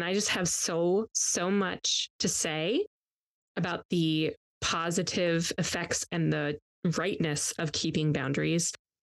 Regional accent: Midwest, United States; I'm from the Midwest.

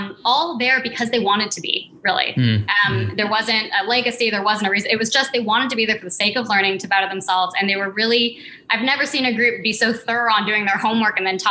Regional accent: Santa Cruz, California, United States; moved away; also born or lived in New York; I grew up in California in Santa Cruz in a recording studio in the Redwoods.

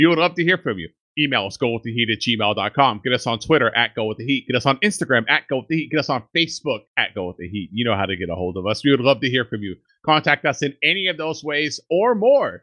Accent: Central Valley, California, United States; We grew up in Central Valley in California, where all the meth is made

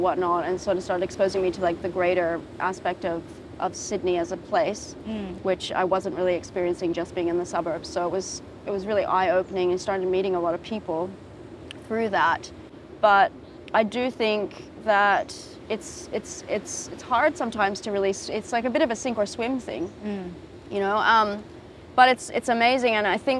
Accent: Japan; growing up in Japan

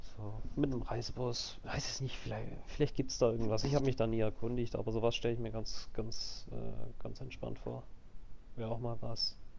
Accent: Switzerland; bei uns in der Schweiz

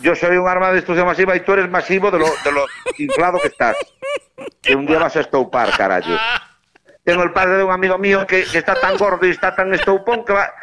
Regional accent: Galicia, Spain; soy gallego

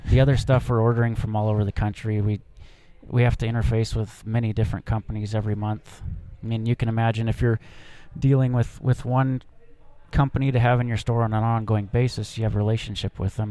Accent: Helena, Montana, United States; also born or lived in Seattle; I'm a Montana native, fifth generation Montana guy. I grew up in Helena

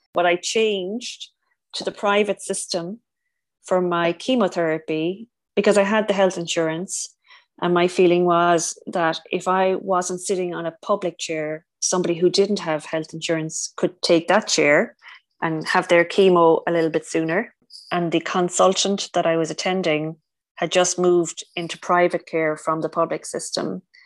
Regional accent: Ireland; also born or lived in Cork; So I'm from Ireland. I live in Cork, which is down in the south.

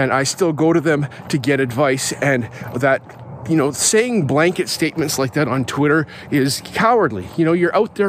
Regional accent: Calgary, Alberta, Canada; I grew up in Alberta, in Calgary

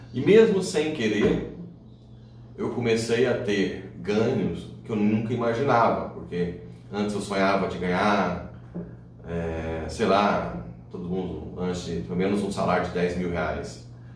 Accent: São Luís de Montes Belos, Goiás, Brazil; also born or lived in Ceres, Goiás; um consultóriozinho na minha cidade natal, que é São Luís de Montes Belos

